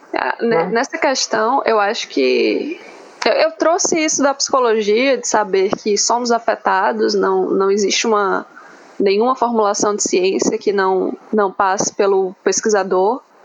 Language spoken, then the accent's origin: Portuguese; Ceará, Brazil; moved away; also born or lived in Santa Catarina; eu sou do Ceará e eu faço pesquisa em Santa Catarina.